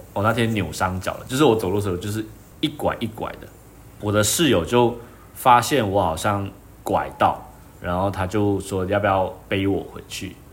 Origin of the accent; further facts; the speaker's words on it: Malaysia; moved away as an adult; now in Taiwan; 我是马来西亚人